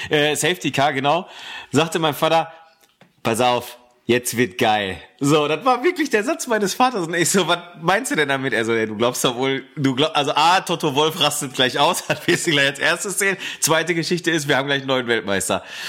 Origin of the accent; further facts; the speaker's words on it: Ruhr area, North Rhine-Westphalia, Germany; Bei uns im Ruhrgebiet